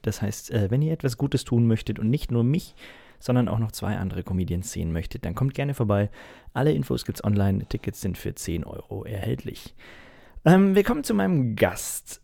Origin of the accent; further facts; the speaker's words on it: Munich, Bavaria, Germany; ich gebürtiger Münchner bin